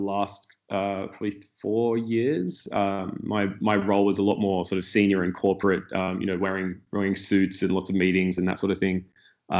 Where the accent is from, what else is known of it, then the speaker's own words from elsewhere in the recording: Sydney, New South Wales, Australia; moved away as an adult; now in Berlin, Germany; I grew up in Sydney, Australia, on the Northern Beaches.